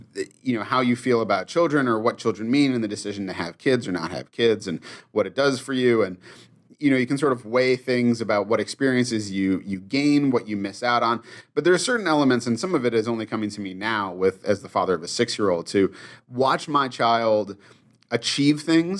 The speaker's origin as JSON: {"language": "English", "region": "Massachusetts", "country": "United States", "tie": "born or raised there", "said": "I did not when I was growing up. When I was a kid, I liked it to either be snowy and picturesque. I grew up in Massachusetts"}